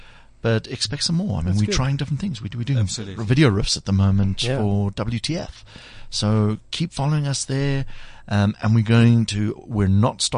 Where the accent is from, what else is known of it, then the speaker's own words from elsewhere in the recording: South Africa; as South Africans